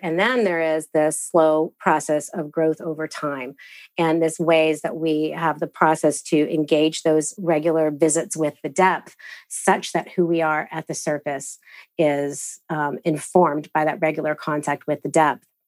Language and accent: English; United States; I am a fumbling practitioner who's coming out of this Christian upbringing as an American